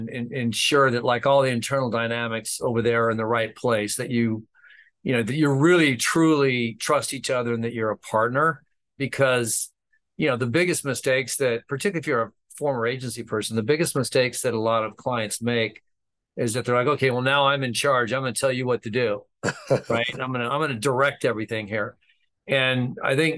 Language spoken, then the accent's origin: English; Stockton, California, United States; I grew up in Northern California, Stockton, California